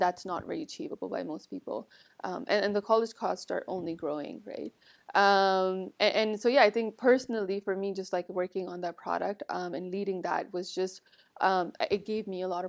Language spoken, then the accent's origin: English; Toronto, Ontario, Canada; And then my family immigrated to Canada. So everything after that for me, I was raised in Toronto. Went to school there, high school there, went to university there.